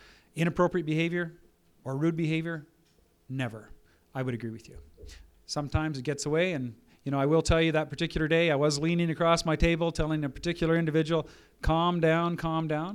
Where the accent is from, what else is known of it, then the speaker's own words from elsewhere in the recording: Fort McMurray, Alberta, Canada; I come from Fort McMurray